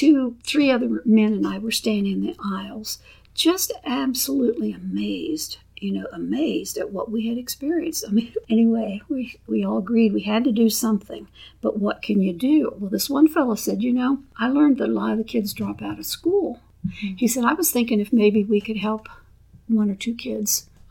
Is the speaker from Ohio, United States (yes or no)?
yes; Vinton County, southeast Ohio, United States; moved away; I'm originally from Vinton County in the foothills of the Appalachian Mountains